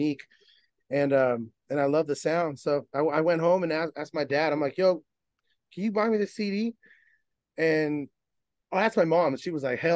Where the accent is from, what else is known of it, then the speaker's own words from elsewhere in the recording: Bay Area, California, United States; I'm from the Bay Area